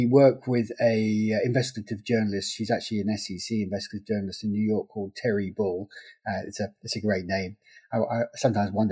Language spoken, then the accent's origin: English; England, United Kingdom; Okay, well, uh, I'm English. I grew up in the 1970s